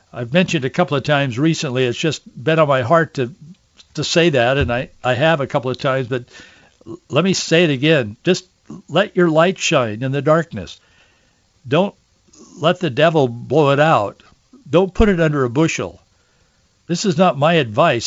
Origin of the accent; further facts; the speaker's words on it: Washington, United States; as a kid growing up in Washington State